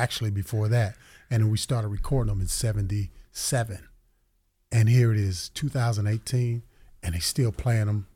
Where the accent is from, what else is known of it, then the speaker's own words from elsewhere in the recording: Hamilton, Ohio, United States; We're from Hamilton, Ohio